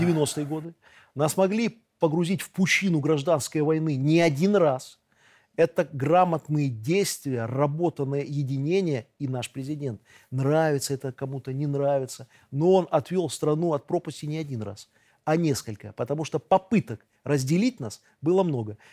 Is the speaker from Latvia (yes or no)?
no; Belarus